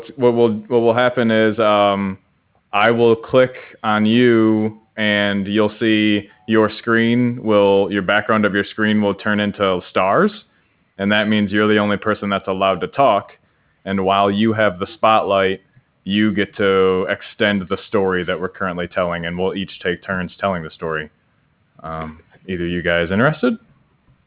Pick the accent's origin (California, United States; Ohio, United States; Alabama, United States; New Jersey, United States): Ohio, United States; Cincinnati; I'm from Cincinnati, Ohio